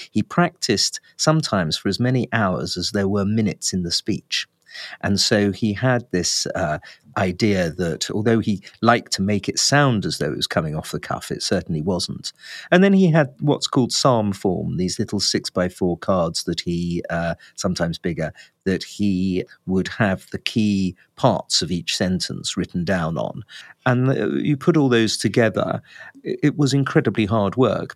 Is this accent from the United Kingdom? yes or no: yes; England, United Kingdom; I'm an Englishman